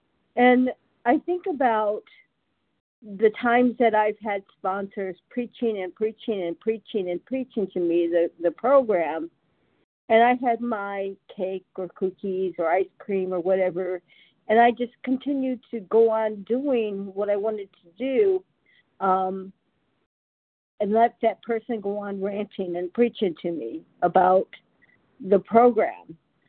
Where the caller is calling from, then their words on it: California, United States; I'm … from California, a compulsive overeater in recovery.